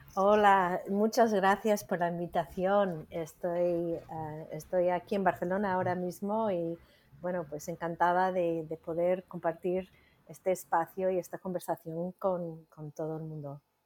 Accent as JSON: {"language": "Spanish", "country": "United States", "second_language": "Spanish", "moved": "as an adult", "lives_now": "Spain", "said": "soy estadounidense, ¿no? Soy de Estados Unidos, pero llevo más, bueno, más de 30 años ya en España"}